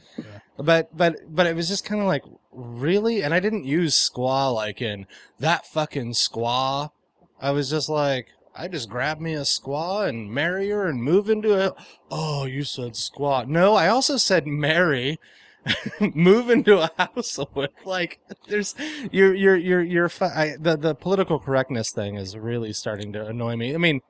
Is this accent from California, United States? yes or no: no; Chicago, Illinois, United States; I'm from Chicago.